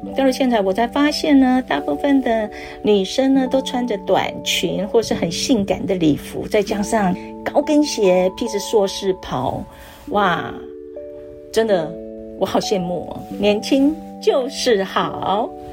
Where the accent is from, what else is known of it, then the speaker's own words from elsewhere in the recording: Taiwan; 我们台湾人